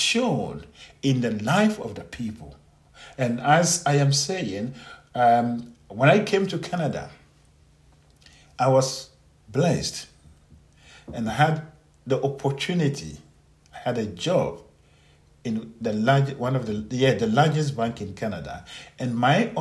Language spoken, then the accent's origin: English; Ghana; as an African, as a Ghanaian, who was born in a village, raised by poor people, raised by unknown people, grew up in some difficult situation